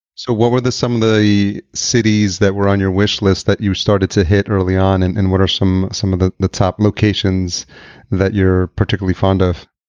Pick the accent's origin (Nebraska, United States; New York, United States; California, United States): New York, United States; Yonkers; moved away as an adult; also born or lived in Atlanta / Los Angeles; now in Minneapolis, United States; I grew up in Yonkers